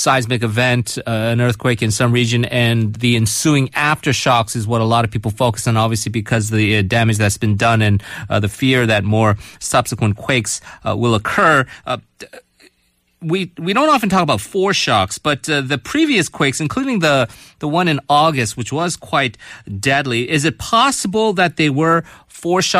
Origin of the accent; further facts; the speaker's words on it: California, United States; now in South Korea; I'm personally from California, and I have relatives in Japan